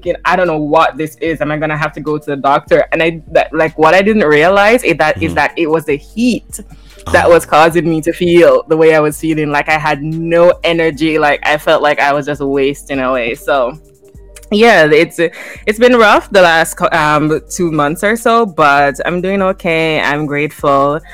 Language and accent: English; Jamaica; now in Toronto, Canada; growing up in Jamaica